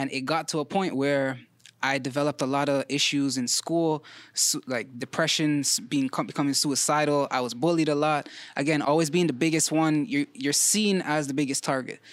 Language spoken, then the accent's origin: English; Toronto, Ontario, Canada; I'm a Vern baby, Ma Vern